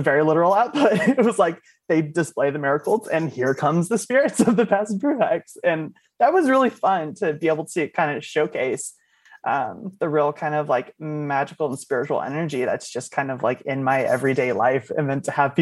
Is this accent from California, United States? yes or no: yes; Oakland, California, United States; I'm from Oakland, California